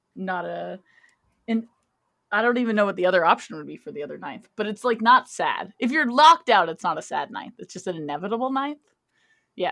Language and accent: English; Canada; I am Canadian.